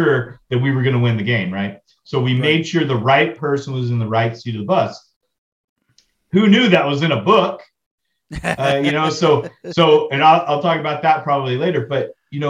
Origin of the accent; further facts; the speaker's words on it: Lubbock, Texas, United States; Yes, I'm originally from Lubbock.